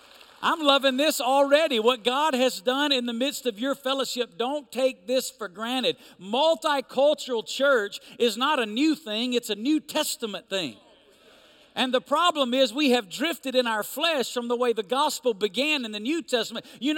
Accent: Alabama, United States; also born or lived in Woodstock, Georgia; now in Las Vegas, United States; I'm not originally from Las Vegas. I am from Alabama.

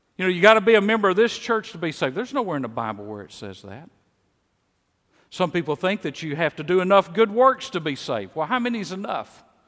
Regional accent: Mississippi, United States; accent: Mississippi; moved away as an adult; also born or lived in Kansas City; my Mississippi accent

